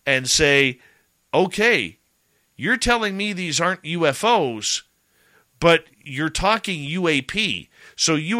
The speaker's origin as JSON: {"language": "English", "country": "Canada", "said": "I'm Canadian"}